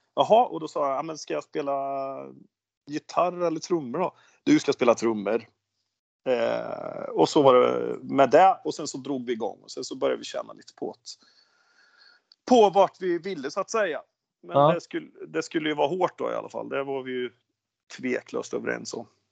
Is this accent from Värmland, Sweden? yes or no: yes; Värmland, Sweden; accent: Värmlandsnorsk västgöte; moved away as an adult; also born or lived in Oslo, Norway; now in Ulricehamn, Sweden; born and bred värmlänning, östvärmlänning med eh, anor från väst, Torsby, så jag är riktigt rotad i Värmland.